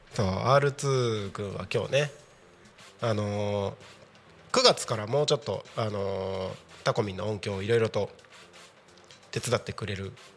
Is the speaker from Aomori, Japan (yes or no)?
yes; Takko, Aomori, Japan; moved away; 僕がね青森県の田子町の出身ということで